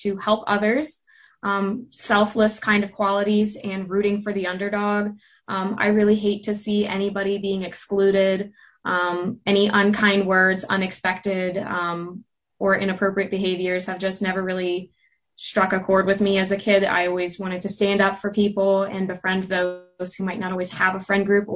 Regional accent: Mechanicsburg, Pennsylvania, United States; now in Indiana, United States; I'm originally from Mechanicsburg, Pennsylvania, but I'm living in Indiana.

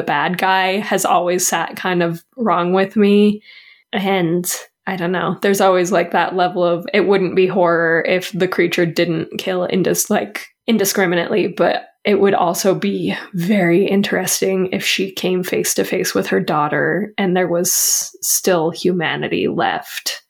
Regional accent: United States; We're from America.

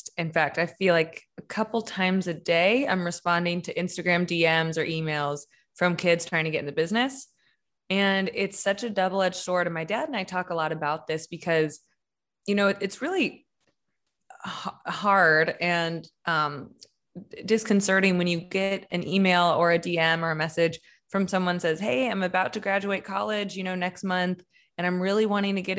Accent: Kansas City, United States; I grew up in Kansas City. That's where we live now.

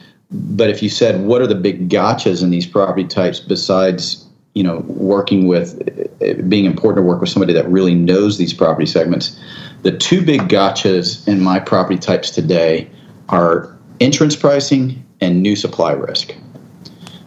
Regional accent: San Antonio, Texas, United States; I grew up here in Texas. I grew up in San Antonio.

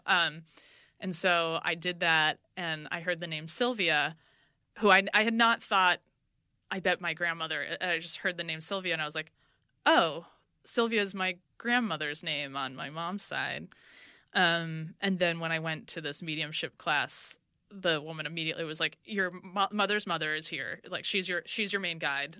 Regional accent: New York City, New York, United States; now in Los Angeles, United States; I'm from New, New York. I'm from Brooklyn

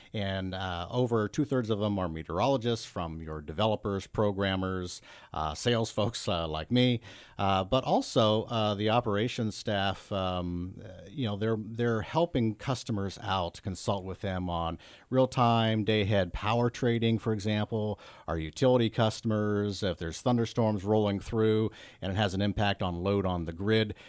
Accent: Northeast Ohio, United States; also born or lived in Pennsylvania; I grew up in Northeast Ohio

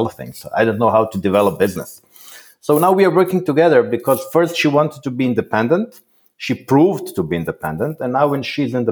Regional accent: Croatia; I was born in Croatia

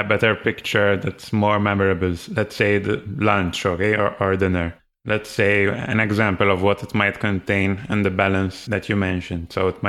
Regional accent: Malta; We're both from Malta

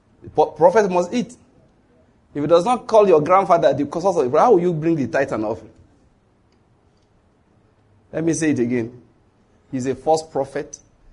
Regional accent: Nigeria; I'm a Christian from Nigeria.

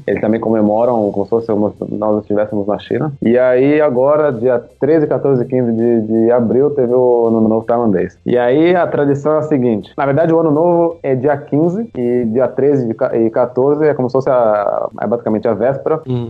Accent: São Paulo, Brazil; moved away as an adult; now in Thailand; Eu eh, nasci e cresci em São Paulo, na capital.

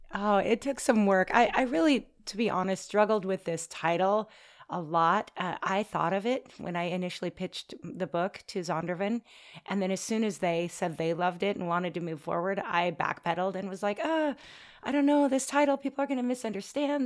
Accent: Oregon, United States; moved away as an adult; also born or lived in Washington State; now in North Shore, Oahu, Hawaii, United States; We're from Oregon

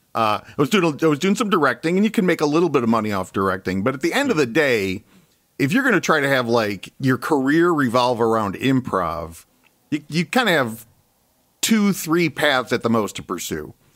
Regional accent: Chicago, Illinois, United States; moved away as an adult; also born or lived in Ann Arbor, Michigan; I'm actually from Chicago originally

